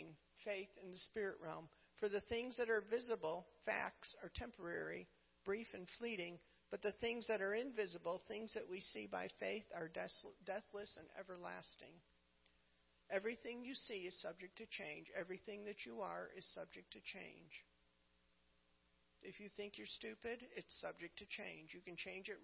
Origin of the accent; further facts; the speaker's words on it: New England, United States; I'm from New England